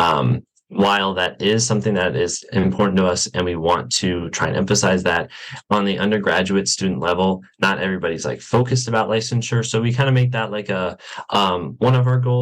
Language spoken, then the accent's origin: English; Wesley Chapel, Florida, United States; moved away as an adult; now in Gainesville, United States; I am from West of Chapel, Florida, which is a suburb a little bit north of Tampa